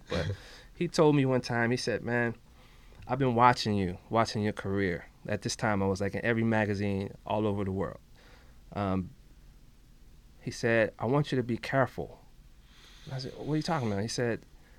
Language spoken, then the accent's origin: English; United States; we're coming from the States